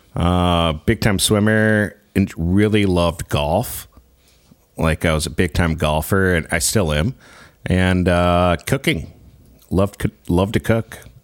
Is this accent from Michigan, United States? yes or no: yes; Grand Rapids, Michigan, United States; moved away as an adult; also born or lived in Greenville, Michigan; now in Saskatchewan, Canada; born and raised in Greenville, Michigan, which is about forty-five minutes away from Grand Rapids